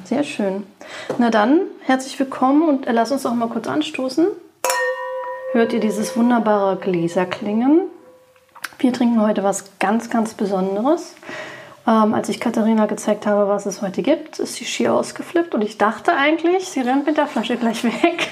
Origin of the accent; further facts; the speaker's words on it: Berlin, Germany; Ich bin geborene Berlinerin